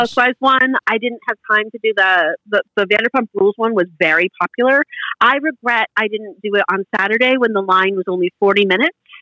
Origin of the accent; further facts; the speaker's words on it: Massachusetts, United States; I'm from Massachusetts